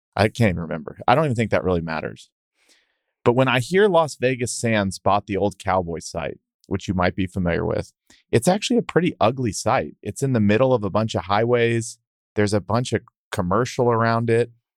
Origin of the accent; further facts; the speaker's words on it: Texas, United States; I'm a Texan